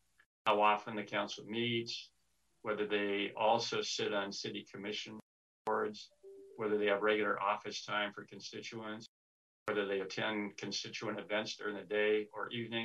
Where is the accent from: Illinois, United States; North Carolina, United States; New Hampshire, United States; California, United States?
California, United States; Sacramento; also born or lived in Los Angeles; I was born and raised in Sacramento. I lived here for 68 of my 74 years, except when I went away to college and worked down in LA for a while.